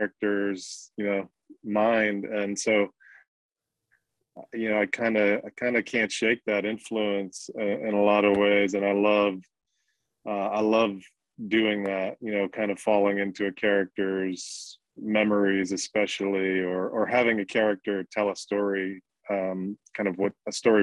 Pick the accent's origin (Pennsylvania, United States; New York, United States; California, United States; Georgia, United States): New York, United States; New York City; I grew up with the Italian side of my family in Brooklyn